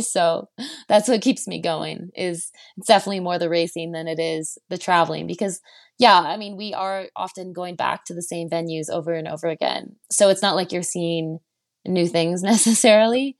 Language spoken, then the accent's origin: English; Chelsea, Quebec, Canada; now in Canmore, Canada; I'm from Chelsea, Quebec.